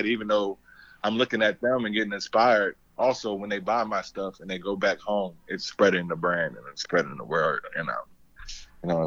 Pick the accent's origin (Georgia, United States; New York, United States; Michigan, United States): New York, United States; New York City; I'm originally from New York. I'm from Brooklyn.